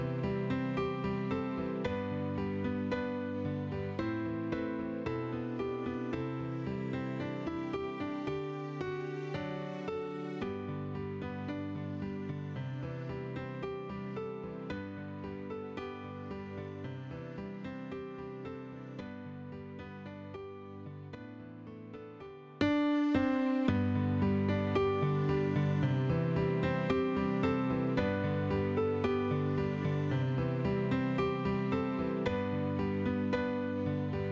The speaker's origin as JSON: {"language": "English", "town": "Pittston", "region": "Pennsylvania", "country": "United States", "tie": "born or raised there", "said": "I was born and raised up in Pittston, Scranton area"}